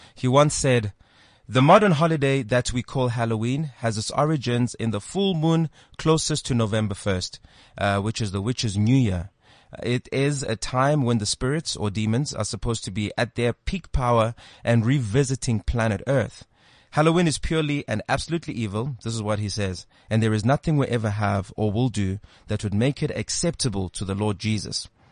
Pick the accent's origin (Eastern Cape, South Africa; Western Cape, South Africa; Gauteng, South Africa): Eastern Cape, South Africa; when I was a kid uh, growing up in the Eastern Cape